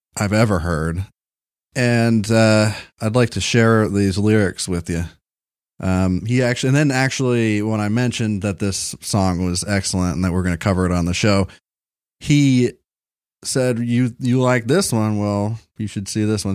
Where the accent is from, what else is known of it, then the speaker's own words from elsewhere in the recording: Kentucky, United States; I was born in Kentucky